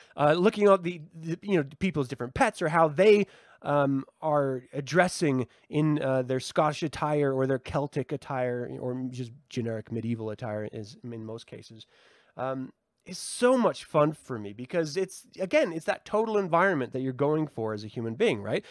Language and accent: English; United States; I'm an American